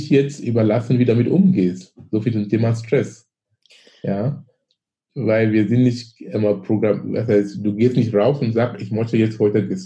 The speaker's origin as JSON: {"language": "German", "country": "Cameroon", "moved": "as an adult", "lives_now": "Germany", "said": "ich komme aus Afrika, ich komme aus Kamerun. Ich bin gebürtig aus Kamerun."}